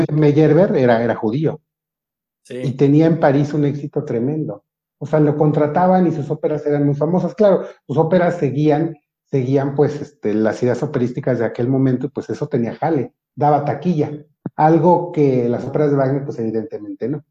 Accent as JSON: {"language": "Spanish", "country": "Mexico", "said": "Yo soy, yo soy moreno y soy mexicano"}